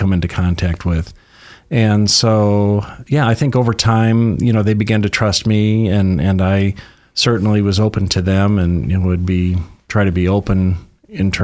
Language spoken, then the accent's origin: English; Detroit, Michigan, United States; moved away as an adult; also born or lived in Los Angeles / San Francisco; now in Sacramento, United States; I'm originally from Detroit area and lived in Michigan for about the first 25 years of my life.